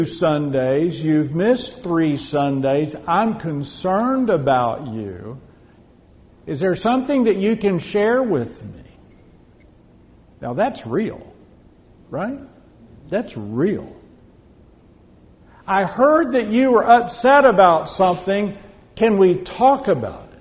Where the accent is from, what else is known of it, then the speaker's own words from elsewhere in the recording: Odessa, Texas, United States; I'm originally from Odessa. I lived in any oil field town in Texas